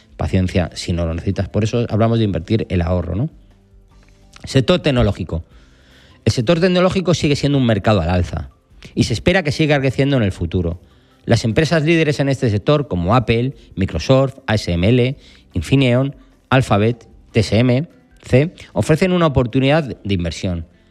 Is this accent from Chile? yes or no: no; Spain; estamos en España, somos españoles